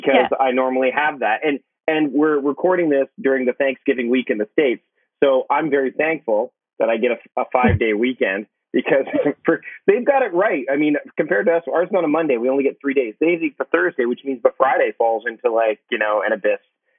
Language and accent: English; Hamilton, Ontario, Canada; I'm from Hamilton originally, and moving out west, it's funny because once you live, I've lived out here for almost 20 years now, and I've kind of adopted more of a Pacific Northwest accent